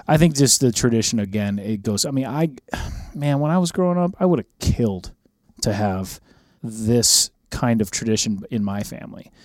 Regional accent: Minnesota, United States; moved away; I grew up in Minnesota

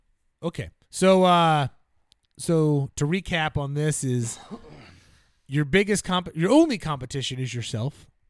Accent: New Jersey, United States; Well, I grew up in New Jersey. Everybody's got a basement, so you just go out in the basement.

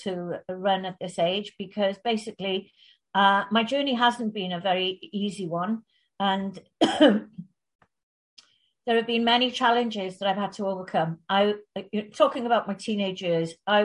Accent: West Wales, United Kingdom; also born or lived in Bangor, North Wales; I grew up in West Wales

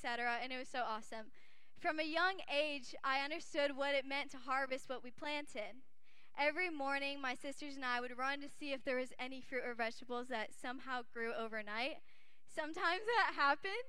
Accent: Kalamazoo, Michigan, United States; moved away as an adult; also born or lived in Arizona; I grew up in Michigan for most of my life until I moved to college in Arizona

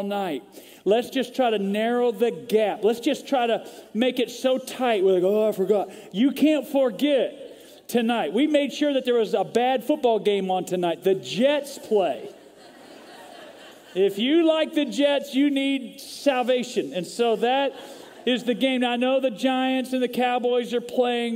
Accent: Vancouver, British Columbia, Canada; now in Texas, United States; I was actually born in Vancouver, British Columbia, Canada. So I'm a Canadian

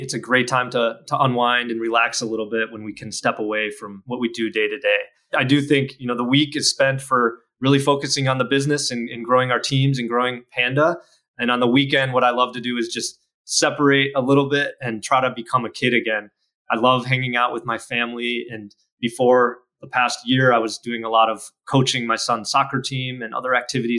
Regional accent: Midwest, United States; moved away; I'm a little more meat and potatoes growing up in the Midwest

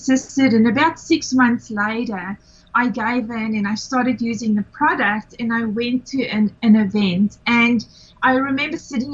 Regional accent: South Africa; moved away as an adult; now in Australia; I am originally from South Africa, been living in Australia for 17 years

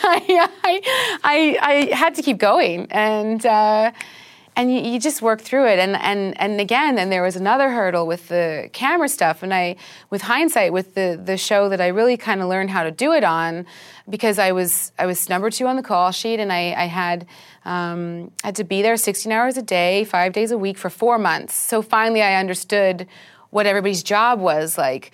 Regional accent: Vancouver, British Columbia, Canada; moved away as an adult; also born or lived in London; I'm Canadian. I grew up in Vancouver. I grew up in a forest.

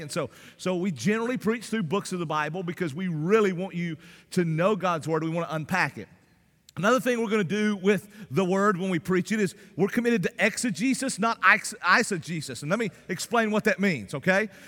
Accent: the South, Southern United States, United States; accent: Southern; because of my Southern accent

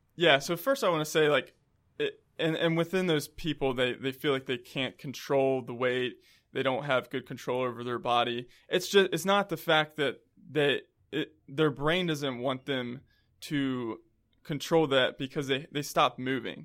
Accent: Columbia, South Carolina, United States; moved away as an adult; also born or lived in Rock Hill, South Carolina / Florida; now in Charlotte, United States; I'm from Columbia, South Carolina, but I've lived there for most of my life

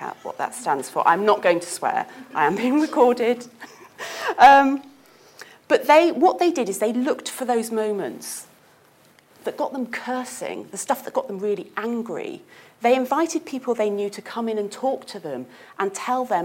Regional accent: United Kingdom; I am British after all

